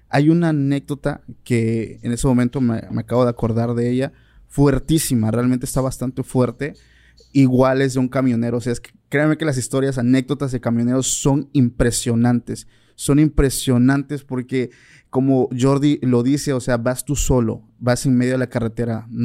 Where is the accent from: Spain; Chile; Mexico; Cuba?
Mexico; Oaxaca; porque yo soy del estado de Oaxaca